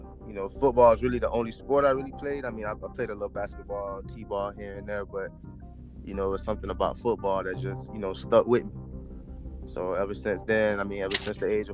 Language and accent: English; Florida, United States; I'm from Florida, kind of close to home